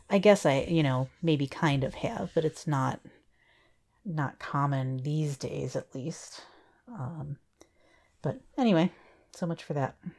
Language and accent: English; Kalamazoo, Michigan, United States; I grew up in Kalamazoo, uh, for, you know, most of my, uh, early schooling years